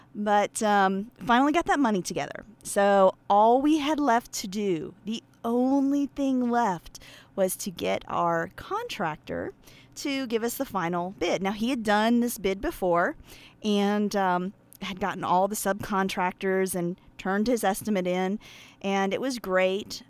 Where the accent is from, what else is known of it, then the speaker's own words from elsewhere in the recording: Pennsylvania, United States; I'm from Pennsylvania, of course, uh, but I grew up around a bunch of, um, Amish men